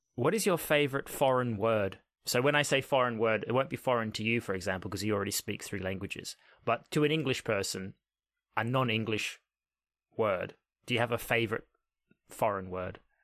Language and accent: English; Australia; growing up in Australia